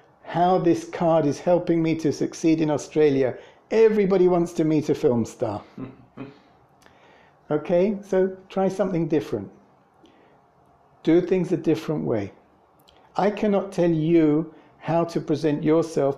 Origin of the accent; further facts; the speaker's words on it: England, United Kingdom; moved away; I'm from England